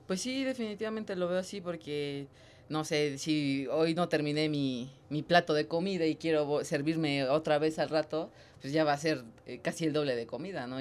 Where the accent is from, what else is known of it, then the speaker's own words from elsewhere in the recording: Mexico; como mexicano